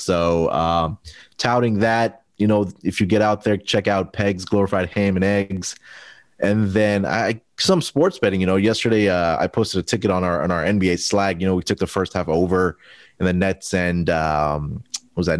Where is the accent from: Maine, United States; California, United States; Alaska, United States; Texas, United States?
Texas, United States; Houston; my hometown team, the Houston Rockets